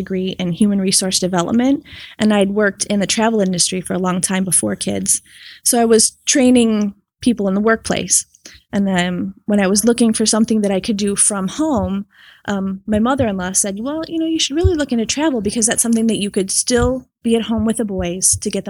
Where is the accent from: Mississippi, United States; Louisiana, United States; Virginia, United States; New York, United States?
New York, United States; Rochester; I'm from Rochester, New York.